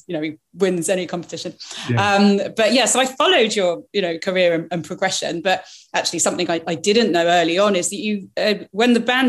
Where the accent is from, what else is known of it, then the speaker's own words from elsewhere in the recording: Andalusia, Spain; moved away; you're in south of Spain. And of course it's cool. You've got sherry going with it. You know, it's sunny. Actually, that's where I grew up.